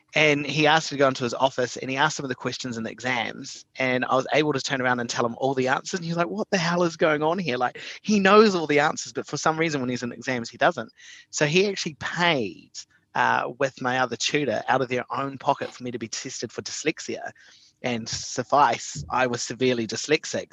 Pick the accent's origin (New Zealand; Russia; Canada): New Zealand; Invercargill, Southland; I was brought up in Invercargill